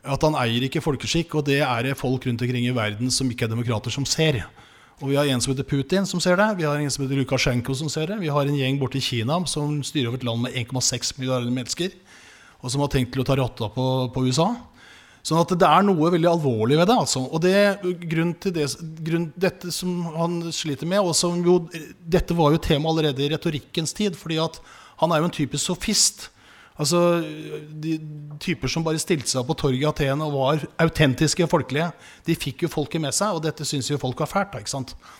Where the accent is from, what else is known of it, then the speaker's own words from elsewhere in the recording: Oslo, Norway; Men jeg vokste opp på Grorud